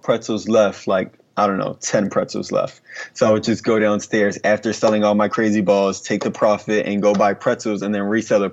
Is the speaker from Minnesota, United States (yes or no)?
no; Philadelphia, Pennsylvania, United States; I grew up in North Philadelphia, Pennsylvania